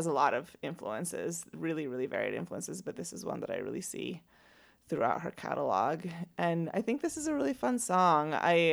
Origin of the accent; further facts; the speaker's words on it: Venezuela; moved away; I'm from Venezuela